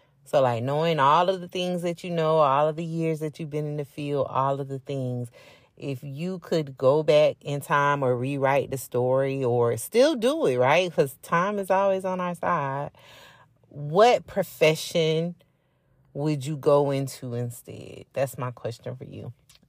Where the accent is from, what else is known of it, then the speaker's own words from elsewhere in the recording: Florida, United States; growing up in the city that I grew up in South Florida, Palm Beach County to be exact, 561 area code.